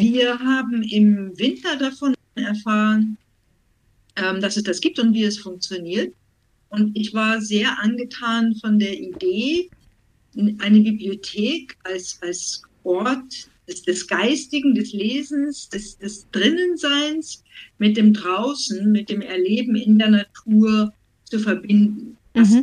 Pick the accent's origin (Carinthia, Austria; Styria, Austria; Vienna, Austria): Vienna, Austria; also born or lived in Schleswig-Holstein; now in Germany; stamme ursprünglich aus Wien, lebe schon viele, viele Jahre in Deutschland